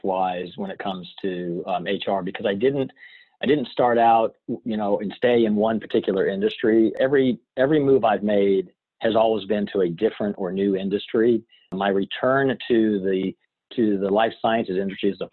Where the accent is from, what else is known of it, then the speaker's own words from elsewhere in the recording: West Virginia, United States; moved away as an adult; now in Castalia, North Carolina, United States; I was born and raised in West By God, Virginia, and Mountaineer